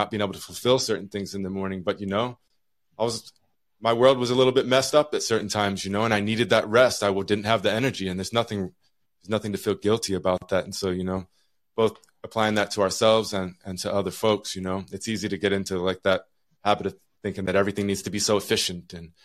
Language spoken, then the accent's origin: English; Utah, United States; now in Juneau, United States; I'm from Utah